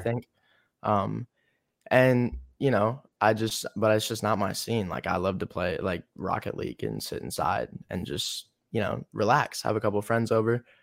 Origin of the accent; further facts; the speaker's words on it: North Carolina, United States; now in Los Angeles, United States; I'm from North Carolina